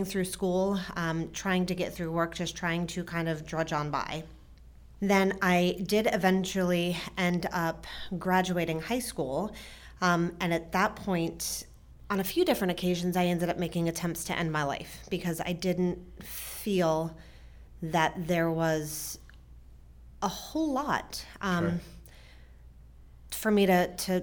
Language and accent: English; New Jersey, United States; now in Frederick, United States; So I grew up in New Jersey with mom, dad, and a brother.